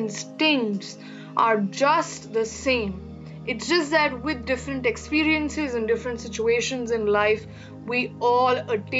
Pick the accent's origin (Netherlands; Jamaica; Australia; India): India; from India, a third year law student